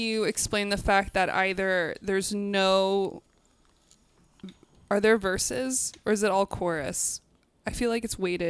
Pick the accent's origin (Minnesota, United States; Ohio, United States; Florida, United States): Ohio, United States; I'm from Ohio